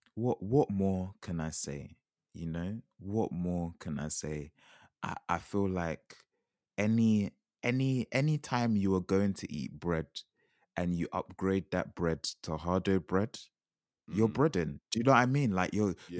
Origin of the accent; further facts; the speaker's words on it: Jamaica; as a Jamaican